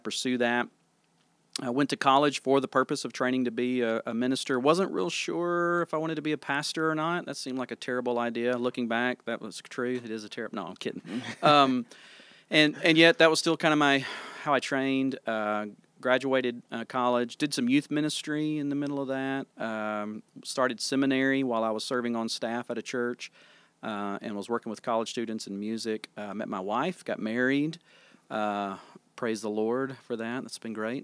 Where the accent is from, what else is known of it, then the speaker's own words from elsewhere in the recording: Tennessee, United States; moved away as an adult; now in Sikeston, United States; I was born and raised in Tennessee